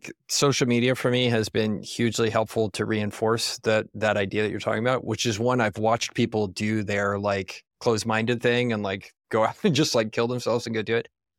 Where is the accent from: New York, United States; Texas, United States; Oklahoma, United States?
Texas, United States; That, oh, I'm from Texas too. Like must be a racist POS, right?